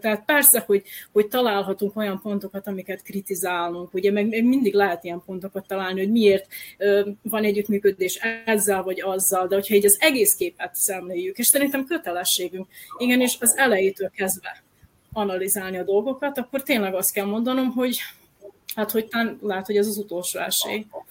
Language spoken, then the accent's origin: Hungarian; Novi Sad, Vojvodina, Serbia; én nem csak sodrosi vagyok, hanem újvidéki vagyok